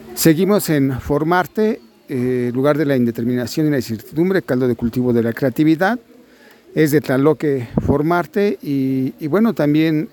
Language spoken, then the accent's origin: Spanish; Mexico; somos nosotros los mexicanos